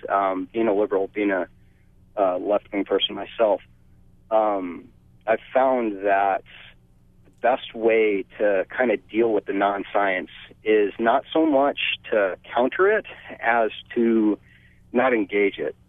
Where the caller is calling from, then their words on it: Kahuku, Hawaii, United States; I'm calling from Kahuku